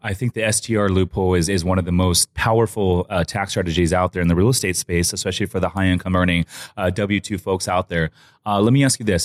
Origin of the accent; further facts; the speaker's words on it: San Clemente, California, United States; I'm from San Clemente